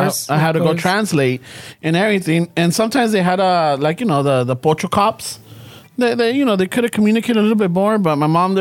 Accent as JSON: {"language": "English", "town": "Los Angeles", "region": "California", "country": "United States", "tie": "born or raised there", "also_born_or_lived": "Boyle Heights, Los Angeles", "said": "when we moved from Boyle Heights to South Central, and our little block"}